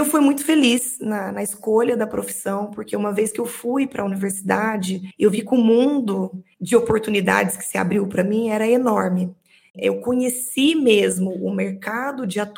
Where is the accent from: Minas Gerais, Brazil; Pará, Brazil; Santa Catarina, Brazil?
Minas Gerais, Brazil; Eu sou mineira, venho de uma cidade muito pequena, onde eu nasci e fui criada, uma cidade de 20 mil habitantes, onde tinha uma praça e uma igreja.